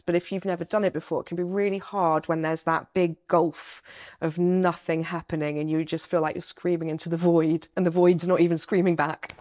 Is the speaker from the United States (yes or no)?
no; United Kingdom; as a Brit